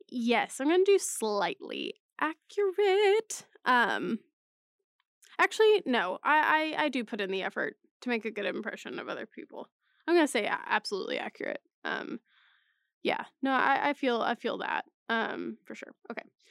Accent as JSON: {"language": "English", "region": "Texas", "country": "United States", "tie": "born or raised there", "moved": "as an adult", "lives_now": "Oklahoma, United States", "said": "Texas, of course, living there for th, m, m, basically my whole life"}